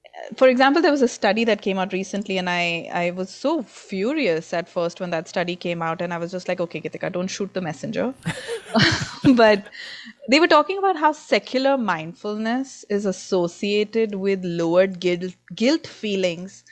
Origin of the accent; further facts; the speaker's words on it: India; now in United States; I come from India, and India is a former colony of the British